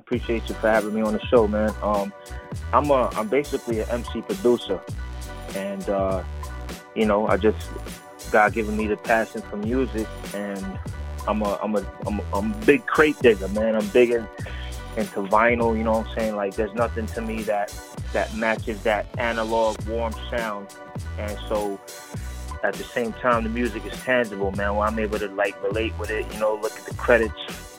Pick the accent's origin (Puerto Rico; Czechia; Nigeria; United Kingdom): Puerto Rico; born there; also born or lived in Bronx, New York City / Florida; I was actually born in Puerto Rico and relocated, spent some time in the Bronx, New York City, and Florida. You know, I've been a nomad status, man.